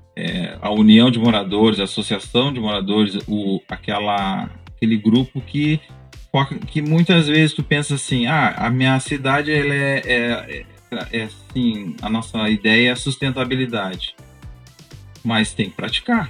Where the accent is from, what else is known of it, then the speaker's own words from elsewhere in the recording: Pelotas, Rio Grande do Sul, Brazil; now in Maringá, Brazil; eu sou, eu sou gaúcho, eu sou, eu sou natural de Pelotas, Rio Grande do Sul